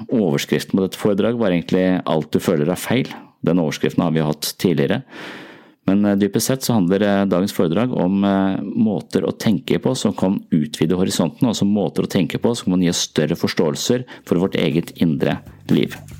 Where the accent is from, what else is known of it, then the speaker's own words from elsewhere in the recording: Tønsberg, Vestfold, Norway; Tønsberg er min hjemby